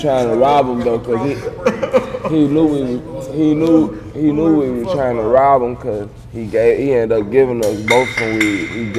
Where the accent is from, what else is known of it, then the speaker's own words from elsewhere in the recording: St. Louis, Missouri, United States; We from Missouri.